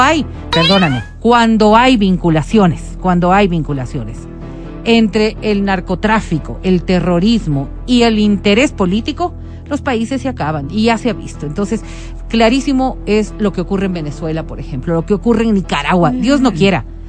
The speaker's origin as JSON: {"language": "Spanish", "country": "Colombia", "said": "yo como colombiana"}